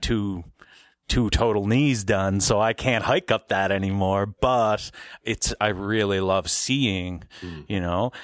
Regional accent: Glace Bay, Nova Scotia, Canada; I grew up in Glace Bay, um, right. between Glace Bay and New Waterford

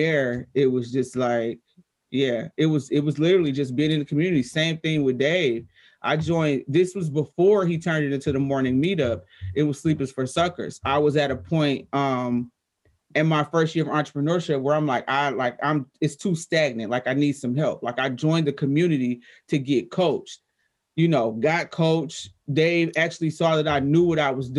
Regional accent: Detroit, Michigan, United States; I'm 13, 14, black girl from Detroit. I don't even think I mentioned that, but I'm from Detroit

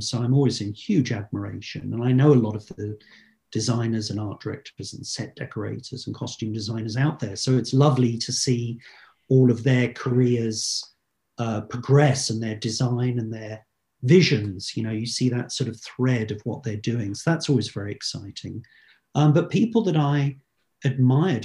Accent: United Kingdom; as a Brit

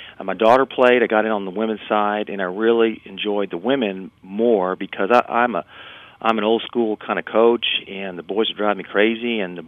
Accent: Texas, United States; it was 35 degrees, and we're from Texas, so that was a shock.

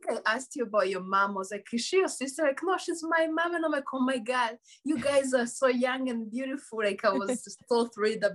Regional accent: Rwanda; first language Kinyarwanda; English is a second language; moved away; growing up in Rwanda, like in the village, was the most beautiful thing. Like I was raised by my grandparents

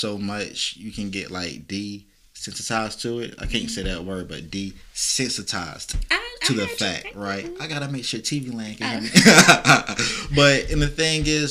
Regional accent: near Wilmington, North Carolina, United States; I grew up a half an hour from Wilmington

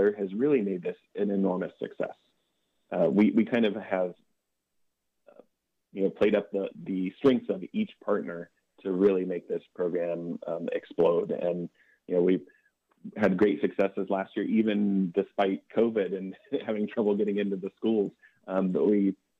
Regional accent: Athens County, Ohio, United States; being from the area. I grew up in Athens County

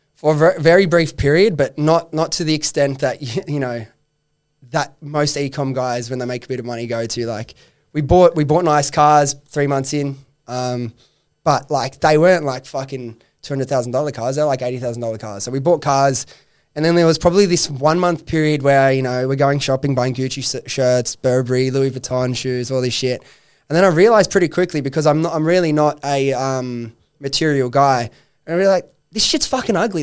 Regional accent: Sydney, New South Wales, Australia; I come from Western Sydney, that I grew up with those friends

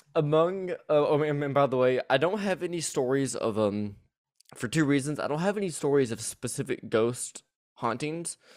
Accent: the South, United States; accent: southern; my southern accent will bleed bleed through

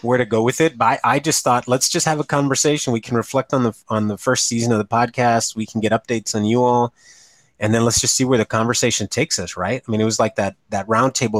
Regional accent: United States; power lifter from Ed Calchelsa, you know, my hometown

